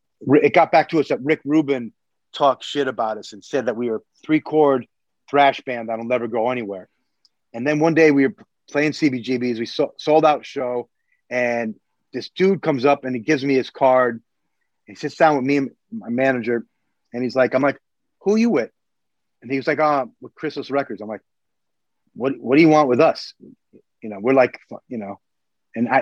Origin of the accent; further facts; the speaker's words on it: New York, United States; we're from New York.